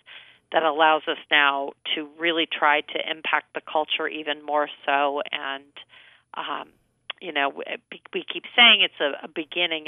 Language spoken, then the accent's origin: English; Rochester, New York, United States; now in Cincinnati, United States; I was raised in Rochester, New York